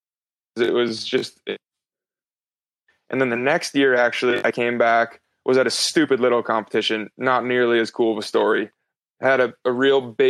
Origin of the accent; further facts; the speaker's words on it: East Coast, United States; now in West Coast, United States; where I grew up on the East Coast.